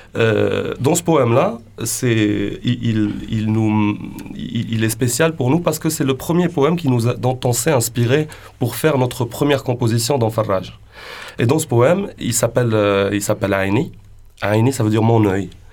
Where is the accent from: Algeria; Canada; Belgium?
Algeria; Sidi Bel Abbès, Sidi Bel Abbès Province; je viens de Sidi Blabès, Et c'est à l'ouest de l'Algérie